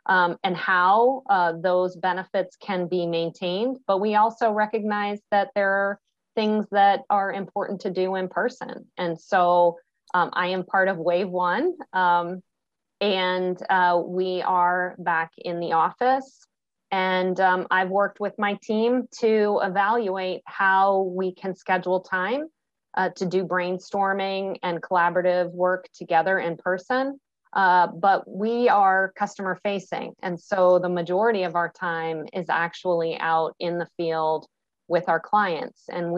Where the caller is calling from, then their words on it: Virginia, United States; I am in the beautiful Northern Virginia area, so just outside DC, and have been here for quite some time, and happy to be with you.